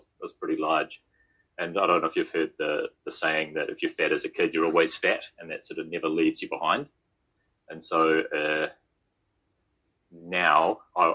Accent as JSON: {"language": "English", "region": "Auckland", "country": "New Zealand", "tie": "born or raised there", "also_born_or_lived": "Bend, Oregon / United Kingdom", "moved": "as an adult", "lives_now": "Queenstown, New Zealand", "said": "my hometown in Greenhithe"}